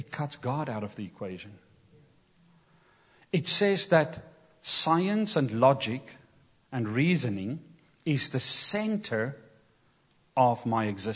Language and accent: English; Kimberley, Northern Cape, South Africa; English is a second language; moved away; Growing up in South Africa, I grew up in Kimberley, which is semi-desert, the Kalahari Desert.